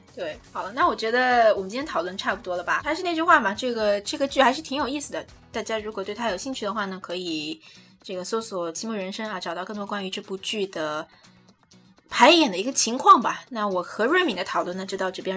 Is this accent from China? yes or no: yes; China; 我们中国人